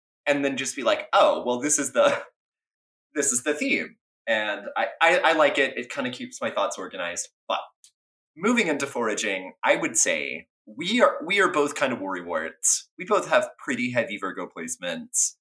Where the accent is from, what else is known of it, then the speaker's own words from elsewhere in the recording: Texas, United States; growing up in Texas